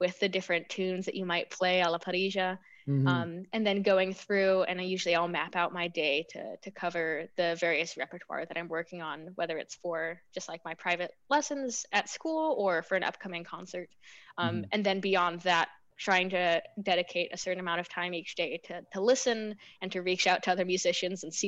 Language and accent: English; United States; moved away; I'm from the States